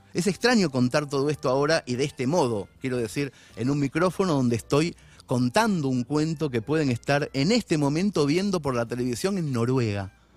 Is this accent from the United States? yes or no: no; Mercedes, Argentina; moved away; a los 13 años empecé a cubrir la liga para el diario de mi pueblo